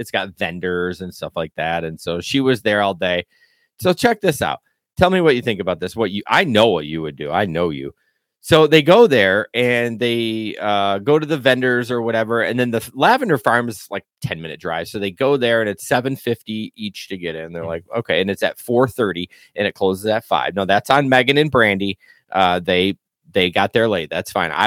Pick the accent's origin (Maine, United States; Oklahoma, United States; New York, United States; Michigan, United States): Michigan, United States; Grand Rapids; we're from Grand Rapids